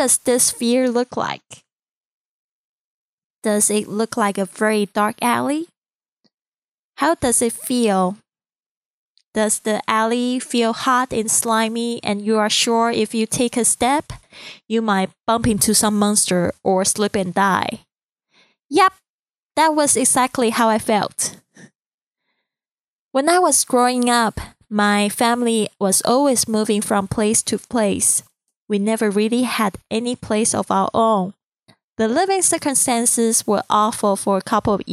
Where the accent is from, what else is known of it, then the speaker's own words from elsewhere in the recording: Taiwan; accent: Chinese accent; first language Mandarin; English is a second language; moved away; I'm originally from Taiwan, and Mandarin is my first language.